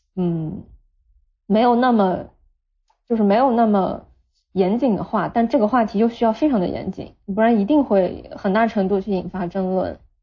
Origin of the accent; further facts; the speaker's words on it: Nanjing, Jiangsu, China; moved away as an adult; now in Shenzhen, China; 我家是南京的，但是因为我自己从小到大，就是从幼儿园一直到大学，硕士毕业都是在南京，所以我特别想离开南京，而且想离南京远一点